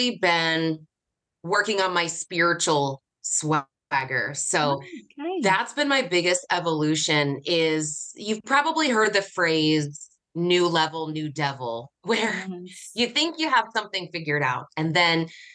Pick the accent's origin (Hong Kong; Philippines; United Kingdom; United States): United States; I'm from the United States